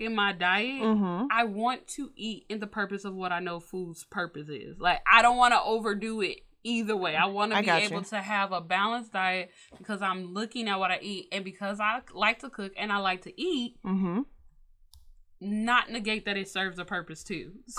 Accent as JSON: {"language": "English", "town": "Chicago", "region": "Illinois", "country": "United States", "said": "We are from Chicago"}